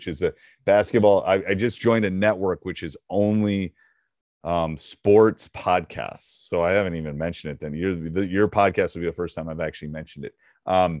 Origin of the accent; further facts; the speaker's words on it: Madison, Wisconsin, United States; I'm from Madison